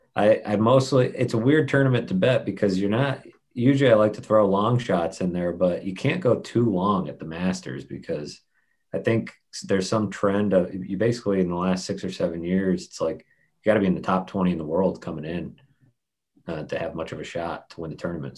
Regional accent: near Southern New Hampshire University, United States; moved away as an adult; also born or lived in Missouri; it's not far from where I grew up. It's like right down the road

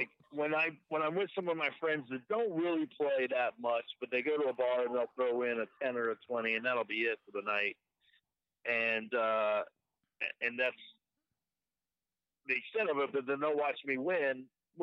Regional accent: North Carolina, United States; moved away as an adult; now in Las Vegas, United States; I grew up in North Carolina

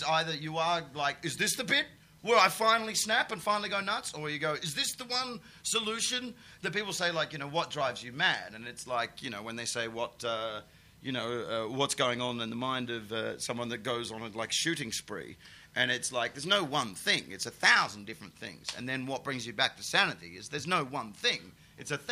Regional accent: Perth, Western Australia, Australia; moved away as an adult; now in England; we were gigging together in Perth, my hometown, in a lawn bowls club

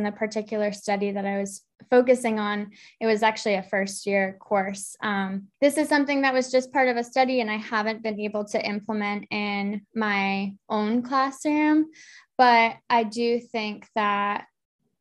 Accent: Massachusetts, United States; moved away as an adult; now in Eastern North Carolina, United States; I'm from Massachusetts, and I was freelancing in the area on the South Coast

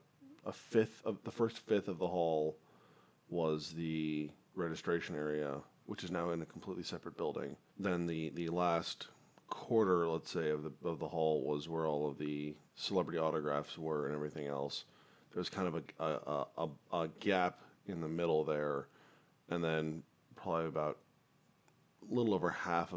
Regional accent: Phoenix, Arizona, United States; moved away; from Phoenix, Arizona, my hometown

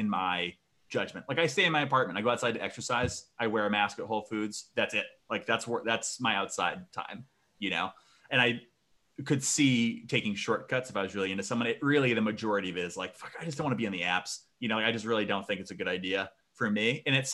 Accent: Vermont, United States; also born or lived in Chicago; I moved from Chicago to Vermont

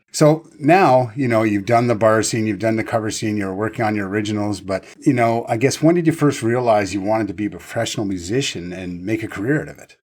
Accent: East Coast, Atlantic Canada, Canada; I'm from the East Coast

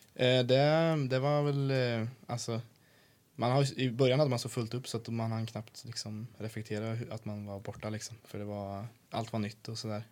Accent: Sweden; also born or lived in Canada; Jag var den enda från Sverige i år.

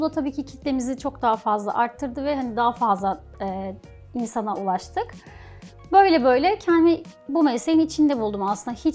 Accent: Thrace, Turkey; Bir de tabii Trakyalıyım. Bur yani burada doğdum ve büyüdüm. O yüzden hani insanları falan çok daha sıcak geliyor bana.

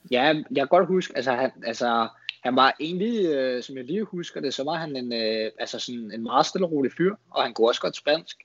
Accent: Denmark; also born or lived in Spain

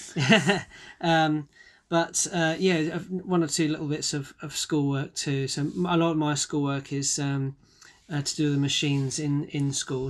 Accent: Bromley, London, United Kingdom; I was born and bred in Bromley in Kent

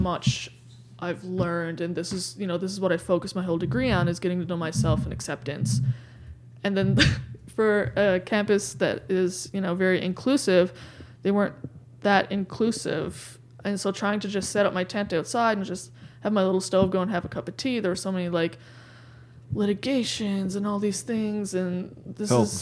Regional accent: Gander, Newfoundland and Labrador, Canada; also born or lived in Goose Bay, Labrador / Sheshatshiu, Labrador; my dad got posted into Newfoundland for his job.

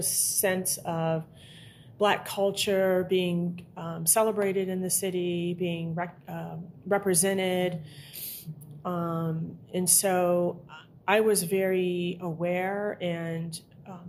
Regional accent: Chicago, Illinois, United States; I grew up in segregated Chicago in an all-Black neighborhood

